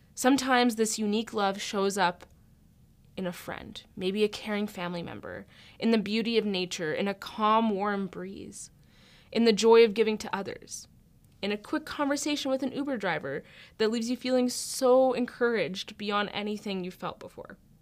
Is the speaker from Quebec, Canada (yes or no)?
no; Alberta, Canada; I grew up in Alberta